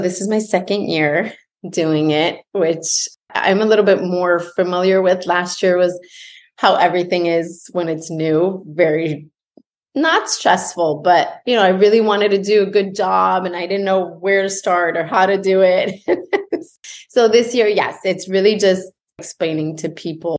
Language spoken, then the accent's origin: English; Montreal, Quebec, Canada; moved away as an adult; now in Florida, United States; I'm from Montreal